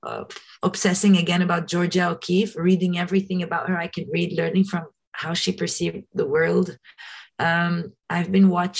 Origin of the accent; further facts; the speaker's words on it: Lebanon; moved away as an adult; also born or lived in New York, United States; growing up in Lebanon